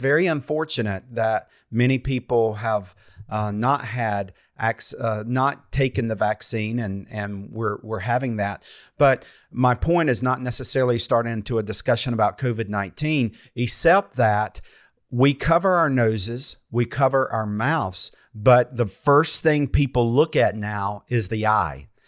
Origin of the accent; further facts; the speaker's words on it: North Carolina, United States; I'm from North Carolina